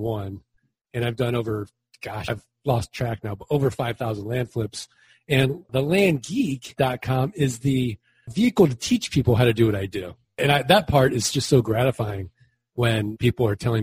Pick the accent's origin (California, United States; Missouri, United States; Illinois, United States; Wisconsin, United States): Missouri, United States; St. Louis; I'm from St. Louis, Missouri. I'm from the show me state